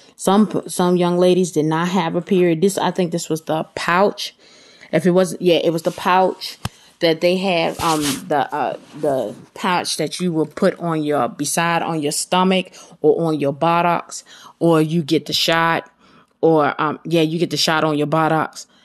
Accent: Baltimore, Maryland, United States; I'm from Baltimore

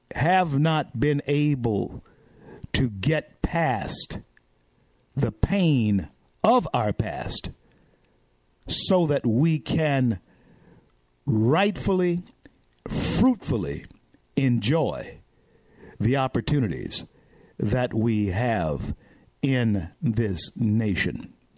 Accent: Shreveport, Louisiana, United States; in my hometown, Shreveport, Louisiana

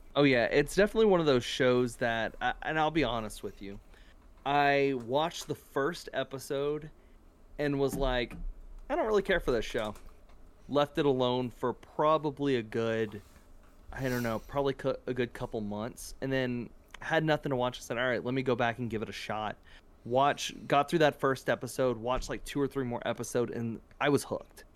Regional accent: South Louisiana, United States; moved away; I'm originally from South Louisiana

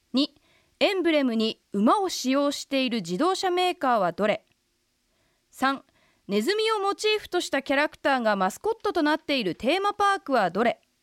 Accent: Kanagawa, Japan; 私神奈川出身

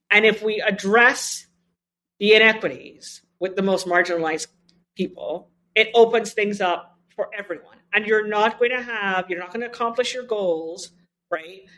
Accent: Trinidad & Tobago; moved away; I grew up with two parents who were health equity pioneers in my home country of Trinidad and Tobago

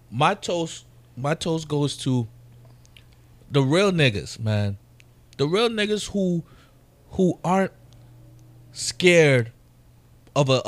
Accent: New York, United States; I'm a New Yorker.

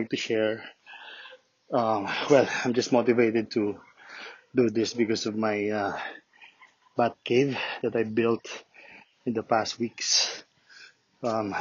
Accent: Lucena, Quezon, Philippines; now in Santo Tomas, Philippines; I'm from Luzena, Quezon.

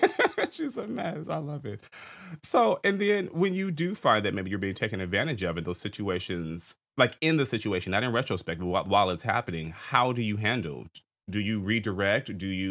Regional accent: Los Angeles, California, United States; I'm from Los Angeles

